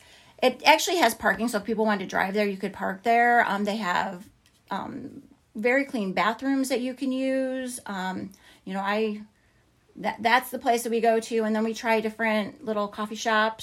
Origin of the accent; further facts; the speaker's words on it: Chicago, Illinois, United States; moved away as an adult; now in Florida, United States; I actually grew up in the Chicago area. South side of Chicago, total Cubs fan.